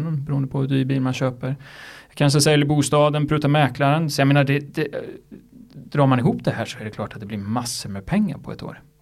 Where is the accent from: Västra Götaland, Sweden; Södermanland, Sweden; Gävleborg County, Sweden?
Gävleborg County, Sweden; Gävle; Gävle där jag kommer ifrån